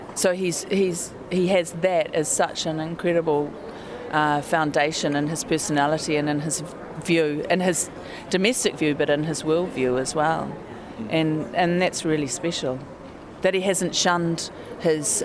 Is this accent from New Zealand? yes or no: yes; New Zealand; I am a New Zealander